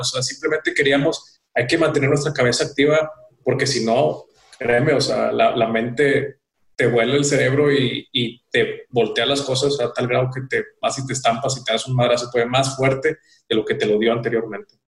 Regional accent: Mexico; Somos de México

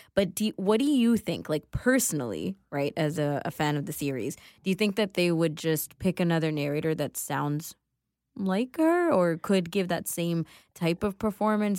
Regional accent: Canada; also born or lived in Sri Lanka; though I grew up in Canada, most of my childhood was spent here

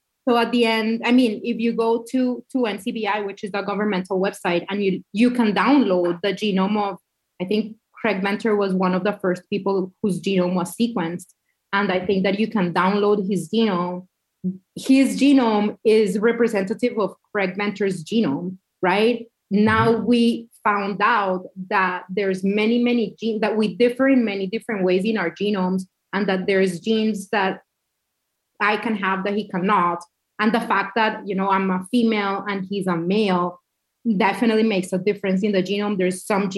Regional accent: Cali, Valle del Cauca, Colombia; also born or lived in Colorado / upstate New York; now in New York, United States; I grew up in Cali, Colombia.

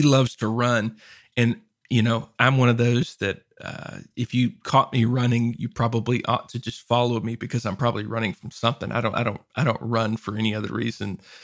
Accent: Louisiana, United States; also born or lived in Arkansas; now in Texas, United States; I lived in Arkansas before this and I grew up in Louisiana

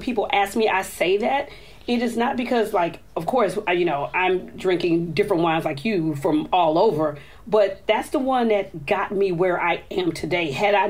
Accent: the South, United States; I'm from the South.

